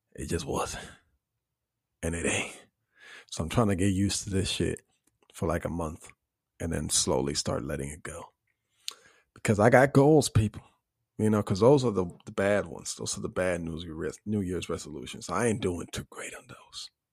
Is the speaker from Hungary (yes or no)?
no; Puerto Rico; growing up in Puerto Rico